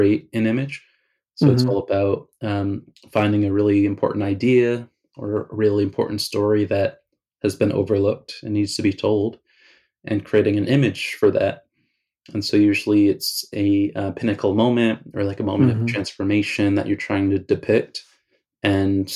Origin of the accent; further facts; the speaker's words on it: Southampton, New York, United States; growing up in the Hamptons